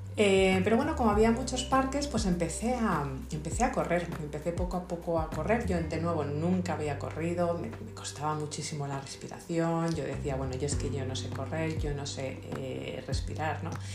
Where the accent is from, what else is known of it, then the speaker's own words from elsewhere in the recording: Madrid, Community of Madrid, Spain; soy de Madrid, soy española